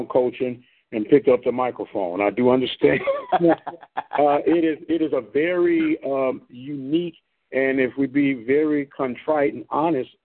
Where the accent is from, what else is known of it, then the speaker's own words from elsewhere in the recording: St. Louis, Missouri, United States; I'm from St. Louis